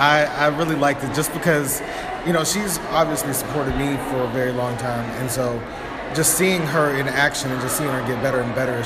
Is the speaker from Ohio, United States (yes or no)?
yes; Youngstown, Ohio, United States; growing up in Youngstown.